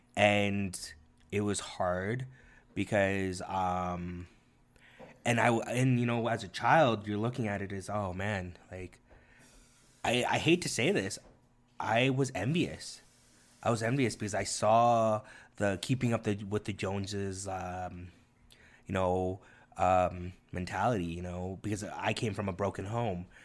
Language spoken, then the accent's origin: English; Toronto, Ontario, Canada; first language Korean; English is a second language; moved away